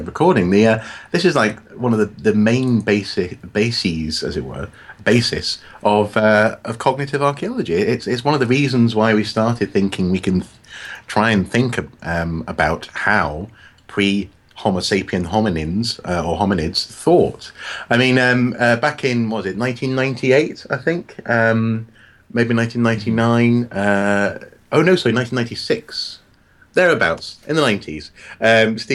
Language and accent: English; Wales, United Kingdom; now in North East England, United Kingdom; I'm a Welshman in the northeast.